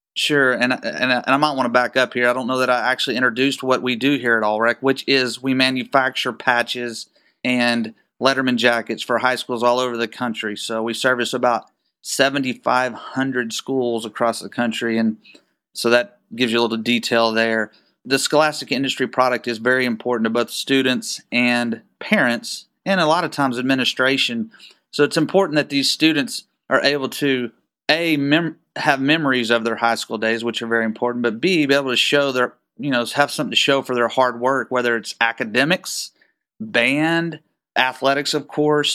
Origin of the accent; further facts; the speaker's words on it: Waco, Texas, United States; I was born and raised in Waco, Texas. and, uh, still live here